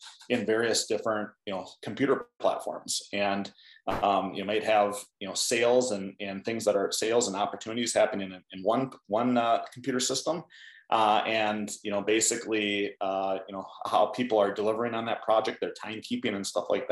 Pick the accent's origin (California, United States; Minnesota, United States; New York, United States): Minnesota, United States; Hayward; I grew up in a small farming community in southern Minnesota. The name of the town is Hayward, not Hayward, Wisconsin, but Hayward, Minnesota.